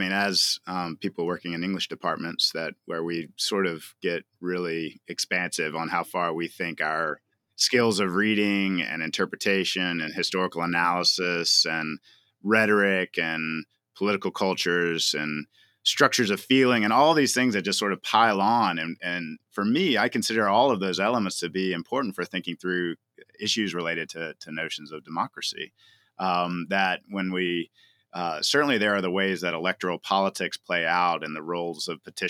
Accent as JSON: {"language": "English", "region": "the South", "country": "United States", "tie": "born or raised there", "said": "I grew up in the South"}